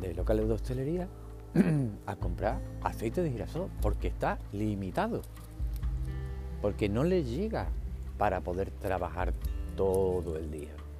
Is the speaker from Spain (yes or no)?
yes; Spain; Que seamos fieles a un partido como si fuera un equipo de fútbol